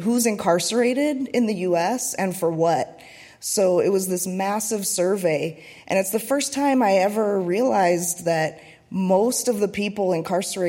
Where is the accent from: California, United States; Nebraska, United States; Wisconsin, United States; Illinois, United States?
Illinois, United States; Chicago suburbs; So I'm from the Chicago suburbs, and I was born in the 80s.